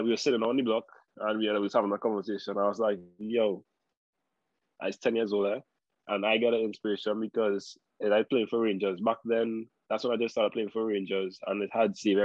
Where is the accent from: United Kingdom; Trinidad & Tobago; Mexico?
Trinidad & Tobago; Morvant; growing up in Mova, all you've seen is Mova